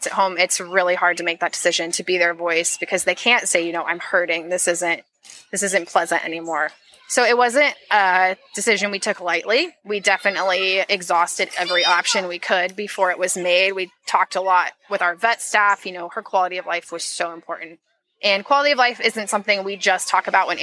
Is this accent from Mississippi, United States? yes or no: no; Seattle, Washington, United States; I'm from Seattle